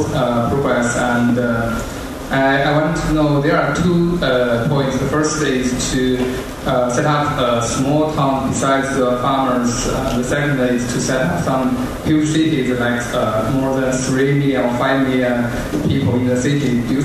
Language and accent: English; China; moved away; I'm a student from China